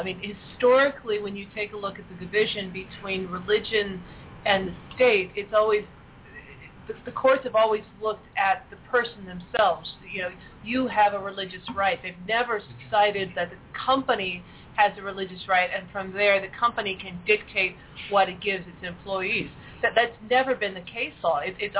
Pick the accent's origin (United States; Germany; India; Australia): Germany; Heidelberg, Baden-Württemberg; I grew up in Germany when it was West Germany. We were stationed in Heidelberg.